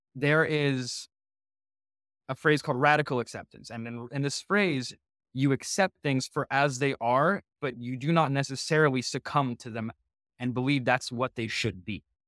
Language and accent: English; Walnut Creek, California, United States; also born or lived in Soviet Union / San Francisco; growing up in Walnut Creek